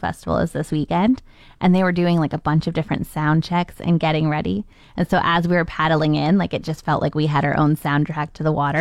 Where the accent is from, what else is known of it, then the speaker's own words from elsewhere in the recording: Canada; accent: Canadian; our Canadian accent